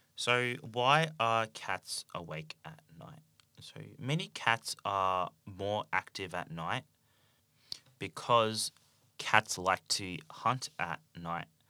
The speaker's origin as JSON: {"language": "English", "country": "Australia", "accent": "Australian English", "said": "I speak Australian English"}